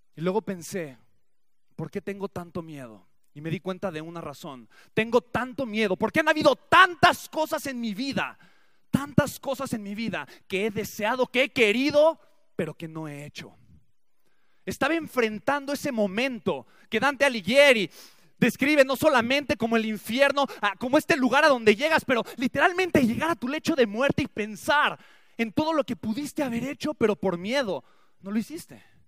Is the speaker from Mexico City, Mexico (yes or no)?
yes; Mexico City, Mexico; Nací en la Ciudad de México